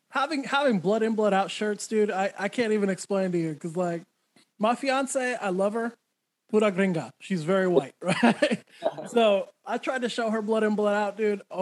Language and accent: English; New Mexico, United States; I grew up in New Mexico, so I had to find somewhere on the West Coast.